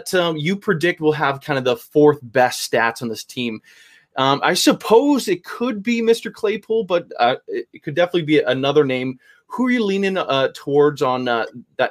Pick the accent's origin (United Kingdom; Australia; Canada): Canada; I'm Canadian